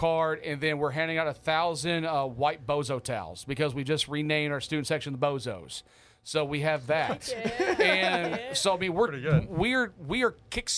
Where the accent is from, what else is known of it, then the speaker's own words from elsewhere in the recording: the South, United States; now in Hawaii, United States; I'm from the South